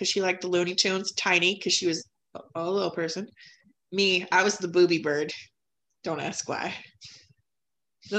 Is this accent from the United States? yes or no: yes; Red Wing, Minnesota, United States; I grew up in Red Wing